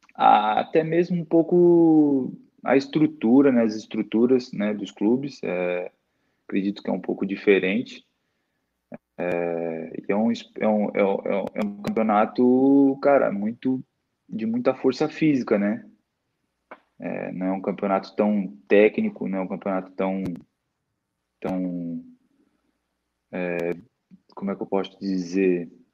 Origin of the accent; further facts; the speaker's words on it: Itajaí, Santa Catarina, Brazil; also born or lived in Santo Antônio da Platina, Paraná; Eu sou natural de lá, mas desde, o, desde, desde que eu nasci, depois, eu só, só nasci lá mesmo, depois eu fui para Santa Catarina, né? Itajaí, é onde eu moro atualmente